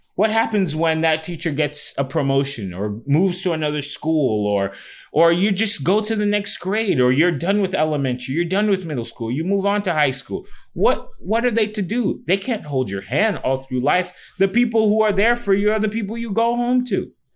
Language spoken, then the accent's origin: English; Fort Lauderdale, Florida, United States; moved away; when I grew up in Fort Lauderdale